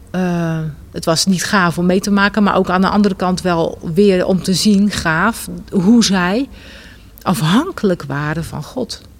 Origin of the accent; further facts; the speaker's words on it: North Brabant, Netherlands; also born or lived in Rotterdam; Maar toen, we zes, toen ik zes was, zijn we verhuisd naar Brabant.